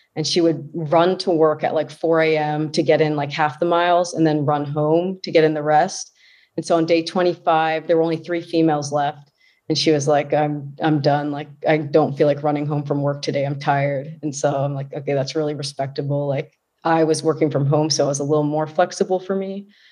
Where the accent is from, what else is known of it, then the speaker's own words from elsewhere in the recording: Fairfax, Virginia, United States; I was born and raised in Fairfax, Virginia, which is a suburb just outside of Washington, D C